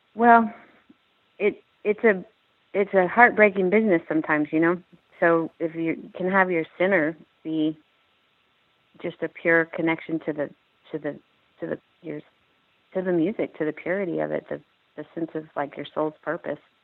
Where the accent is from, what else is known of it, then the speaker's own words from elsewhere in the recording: Austin, Texas, United States; I'm from Austin, Texas